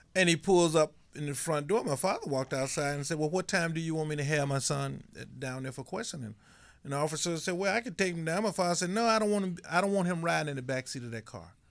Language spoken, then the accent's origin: English; Mississippi, United States; in my country, Mississippi